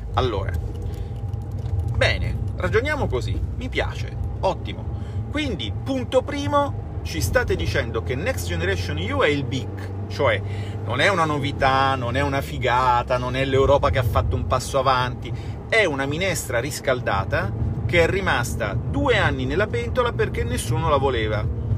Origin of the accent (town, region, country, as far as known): Italy